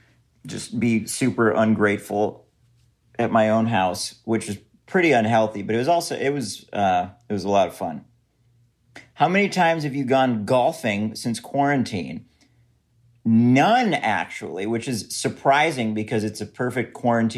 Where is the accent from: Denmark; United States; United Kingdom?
United States; St. Paul, Minnesota; I'm originally from St. Paul, Minnesota, the Twin Cities.